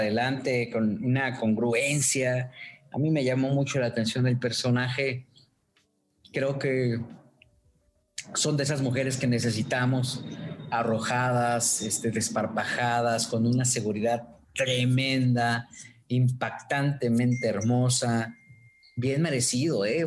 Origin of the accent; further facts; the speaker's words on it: Mexico; soy mexicano